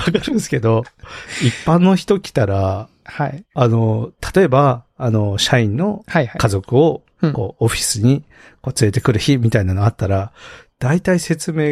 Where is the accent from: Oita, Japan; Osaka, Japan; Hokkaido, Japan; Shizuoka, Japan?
Hokkaido, Japan; 僕北海道の出身なんですけど